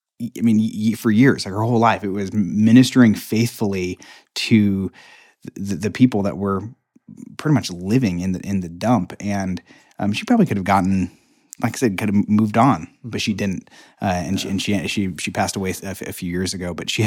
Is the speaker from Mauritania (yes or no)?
no; Nicaragua; I grew up in Nicaragua and for 5 years. My parents were missionaries down there